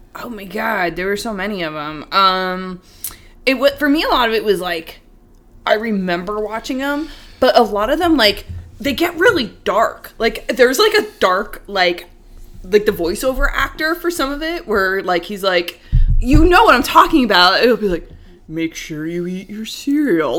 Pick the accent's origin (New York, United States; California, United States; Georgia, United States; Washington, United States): New York, United States; New York City; I'm from Queens